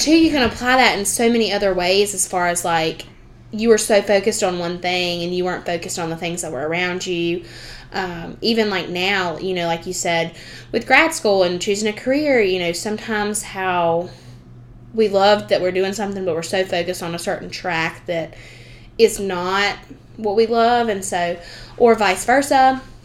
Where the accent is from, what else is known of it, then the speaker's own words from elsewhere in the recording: the South, United States; accent: southern; my southern way